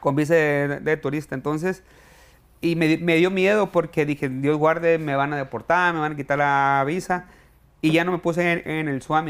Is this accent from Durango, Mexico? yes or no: no; Villa Juárez, Sinaloa, Mexico; moved away as an adult; also born or lived in Culiacán, Sinaloa / Riverside, California; now in United States; Yo viví toda mi juventud en, Villajuárez, Juárez, Campo Gobierno, y eh, me fui a estudiar mercadotecnia a Culiacán